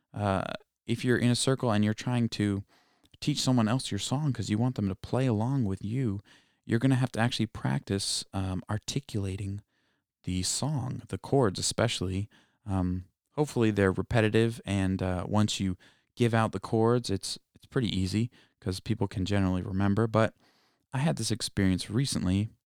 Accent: East Coast, United States; I'm from the East Coast. I'm not actually from Hawaii

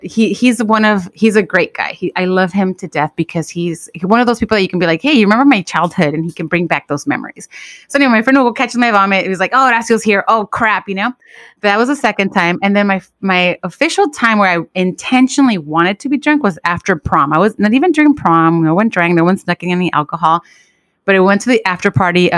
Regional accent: Los Angeles, California, United States; I grew up on Defiance Avenue in Watts

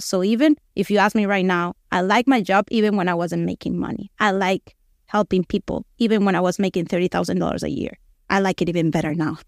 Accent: Venezuela; moved away as an adult; now in United States; We're both from Venezuela, same situation, we're the same age. We actually went to kindergarten

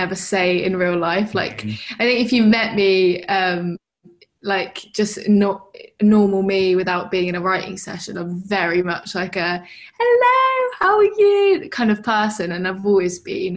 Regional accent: Brighton, South East England, United Kingdom; I'm from Brighton.

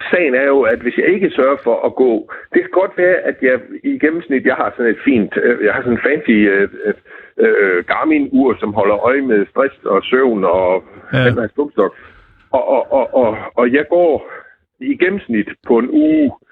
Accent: Southern Denmark, Denmark; Jamen, jeg er fra Fyn, så

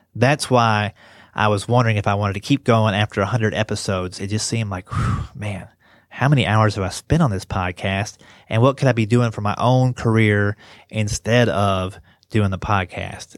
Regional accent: Kentucky, United States; moved away; also born or lived in West Virginia; I grew up in Kentucky and went to school in West Virginia

